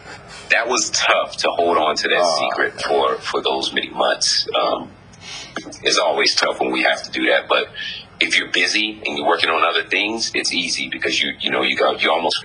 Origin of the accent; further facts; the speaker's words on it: Germany; also born or lived in Japan; You know, I grew up in Germany and Japan and all these different places.